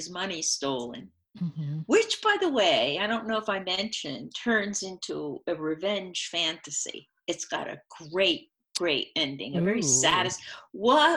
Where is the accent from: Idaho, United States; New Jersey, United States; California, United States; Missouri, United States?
New Jersey, United States; I was born and raised in New Jersey.